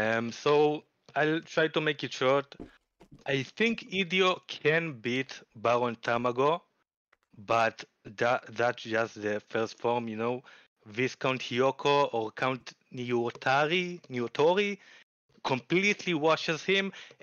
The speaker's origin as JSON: {"language": "English", "country": "Israel", "said": "I'm from Israel. I'm in the same time zone as Ali Adin."}